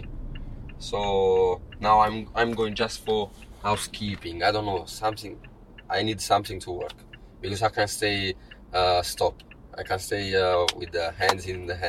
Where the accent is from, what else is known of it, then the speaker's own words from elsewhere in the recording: Naples, Campania, Italy; English is a second language; moved away; I'm from Naples